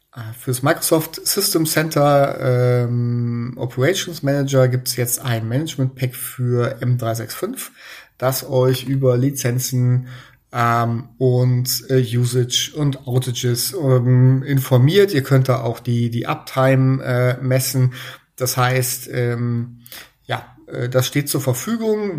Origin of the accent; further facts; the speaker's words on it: Germany; bei uns in Deutschland